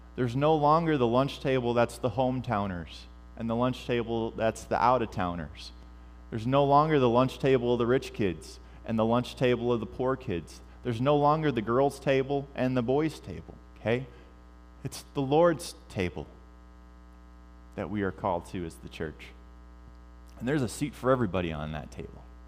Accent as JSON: {"language": "English", "country": "United States", "said": "I'm an American. Well, and I'm also a fourth generation immigrant"}